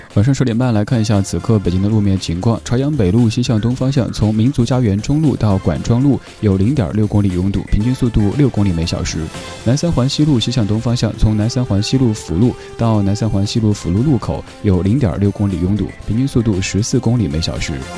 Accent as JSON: {"language": "Chinese", "town": "Chengdu", "region": "Sichuan", "country": "China", "said": "我们都是成都人"}